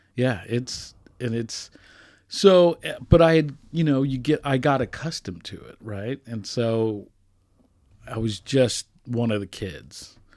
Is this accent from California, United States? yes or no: no; Johnson County, Kansas, United States; also born or lived in Boston / Nashville; I grew up in Johnson County, Kansas